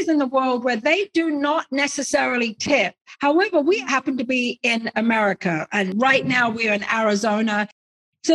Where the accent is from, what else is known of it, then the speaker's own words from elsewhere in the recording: England, United Kingdom; moved away as an adult; now in United States; I'm originally English.